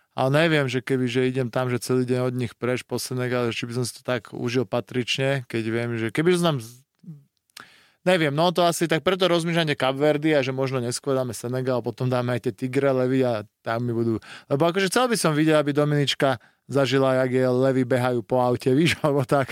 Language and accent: Slovak; Bratislava, Bratislava Region, Slovakia; doma v Bratislave